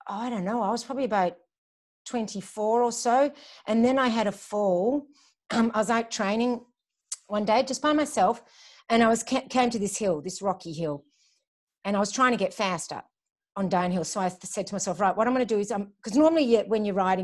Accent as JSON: {"language": "English", "town": "Melbourne", "region": "Victoria", "country": "Australia", "tie": "born or raised there", "also_born_or_lived": "Glasgow, Scotland / Germany / Hawthorn, Melbourne", "said": "I just grew up in Baldwin and lived my teenage years there"}